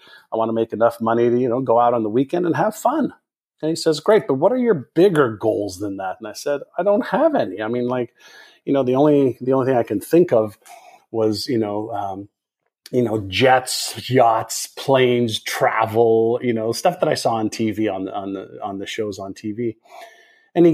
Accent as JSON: {"language": "English", "town": "Montreal", "region": "Quebec", "country": "Canada", "tie": "born or raised there", "also_born_or_lived": "Israel", "second_language": "English", "said": "Went to school in Montreal, Canada, after I moved there from Israel. Did not have an easy time in school. And it was probably because I didn't speak the English language."}